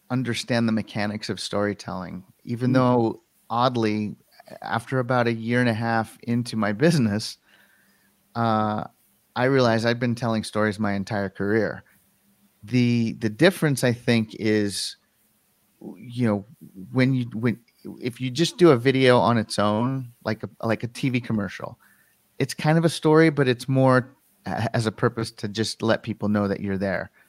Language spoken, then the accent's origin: English; Colorado, United States; born or raised there